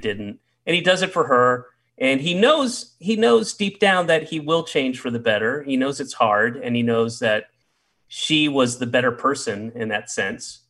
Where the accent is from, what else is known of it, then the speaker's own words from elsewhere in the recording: the South, United States; I grew up in the South